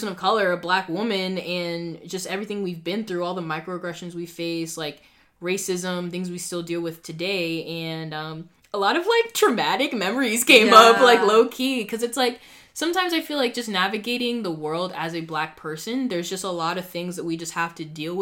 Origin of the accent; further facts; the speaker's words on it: Boston, Massachusetts, United States; we have a lot more, like, different cultures up here